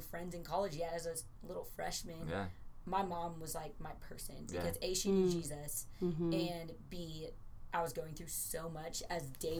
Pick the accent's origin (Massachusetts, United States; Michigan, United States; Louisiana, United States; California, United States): California, United States; now in Texas, United States; I would almost argue that everything was more Christian because I came from California to Texas.